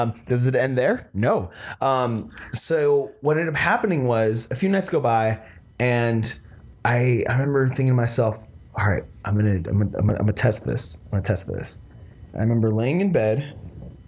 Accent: San Diego, California, United States; also born or lived in Orange County, California; I was born in Orange County, but we only lived there until like I was like three, and then we moved down here. So most of my life I remember living in San Diego up here

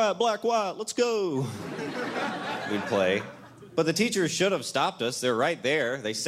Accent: Royston, Georgia, United States; I am originally from Royston, Georgia, the home of Ty Cobb

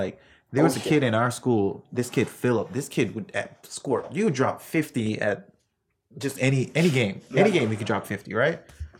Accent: New York, United States; growing up in New York

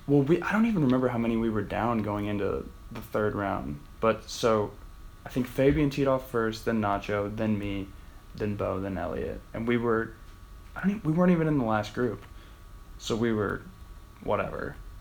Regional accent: Wheelersburg, Ohio, United States; moved away as an adult; also born or lived in Portsmouth, Ohio / Akron, Ohio; So I'm from Portsmouth, Ohio, actually Wheelersburg. Um, it's like four hours south uh, west, kind of, of Akron. So I've played golf there. I grew up there.

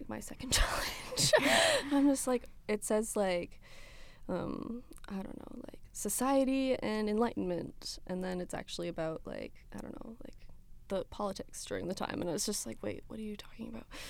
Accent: Ontario, Canada; first language French; I grew up in Ontario

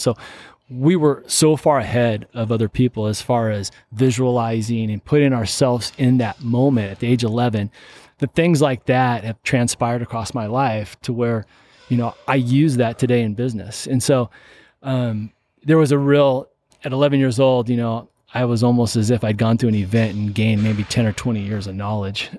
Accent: Seattle, Washington, United States; I grew up in Seattle, Washington

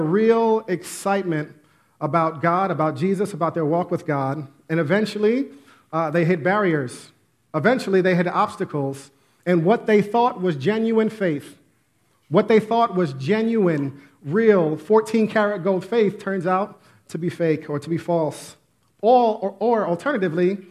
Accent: Westchester, New York, United States; I grew up in Westchester, right outside the Bronx

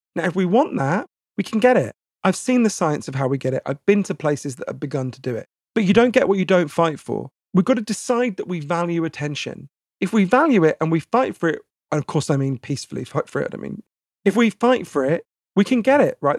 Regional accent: United Kingdom; accent: posh; I'm British

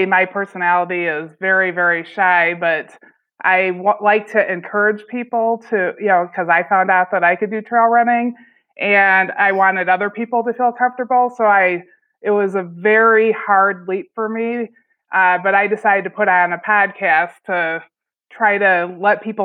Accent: Midwest, United States; I'm from the Midwest

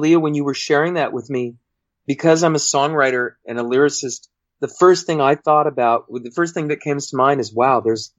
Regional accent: San Fernando Valley, Southern California, United States; also born or lived in New Mexico; I moved from New Mexico when I was 3 into Southern California, and I've grown up here as well, and pretty much a Valley boy and a Southern California guy, but mostly a Valley boy.

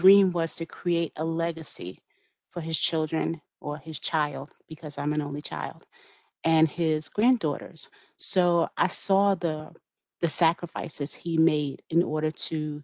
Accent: New York City, New York, United States; moved away; also born or lived in Brooklyn; So my husband and I grew up in New York City. We grew up in Queens

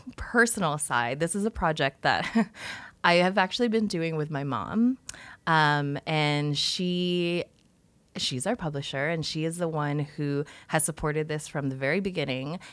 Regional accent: Toronto, Ontario, Canada; also born or lived in Philippines; I was born in the Philippines and I came to Canada when I was four years old

